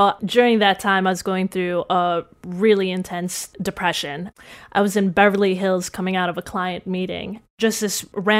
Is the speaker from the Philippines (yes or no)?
yes; Philippines; So, and this is all on my mom's side of the family, which I grew up in the Philippines a little bit.